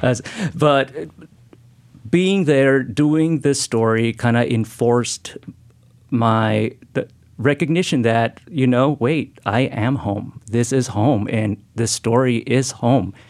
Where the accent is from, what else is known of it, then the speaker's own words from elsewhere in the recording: Lima, Peru; now in Oregon, United States; I'm from Peru, uh, and we grew up in Lima